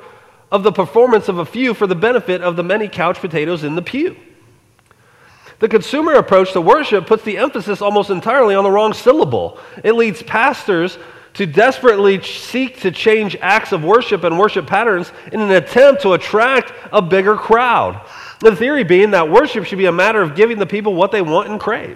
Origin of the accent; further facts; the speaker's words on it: Colorado, United States; moved away; also born or lived in Alaska; I grew up in Colorado